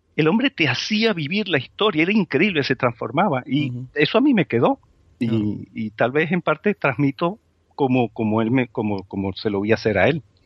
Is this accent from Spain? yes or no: yes; Spain; nuestra autoestima como, como, como españoles